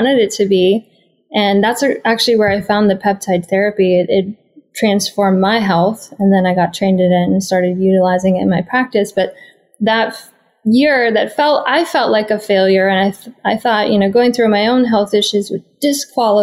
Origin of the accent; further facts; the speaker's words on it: Minnesota, United States; now in California, United States; growing up in the Midwest in America, in Minnesota